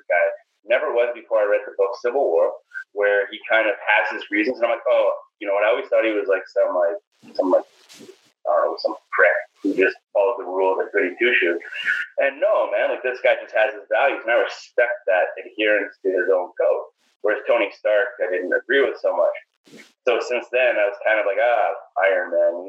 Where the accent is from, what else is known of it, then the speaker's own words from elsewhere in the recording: Surrey, British Columbia, Canada; now in Vancouver, Canada; born and raised in Surrey